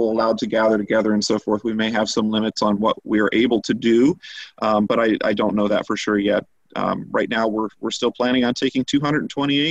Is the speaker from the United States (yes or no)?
yes; Westerville, Ohio, United States; I'm originally from Westerville, so grew up there